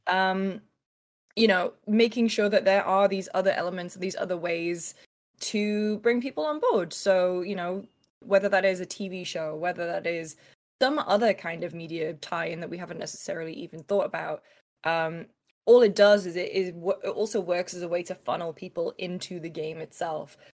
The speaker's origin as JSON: {"language": "English", "country": "United Kingdom", "said": "I'm British"}